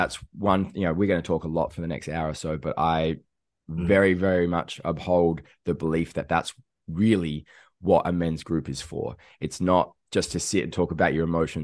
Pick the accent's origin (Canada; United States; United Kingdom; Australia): Australia; South Australia; moved away; I'm down from South Australia and we don't even have rugby there